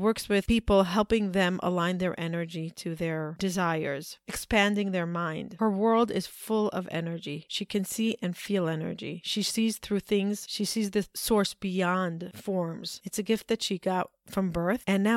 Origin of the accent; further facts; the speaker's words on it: New York, United States; We said that we're from New York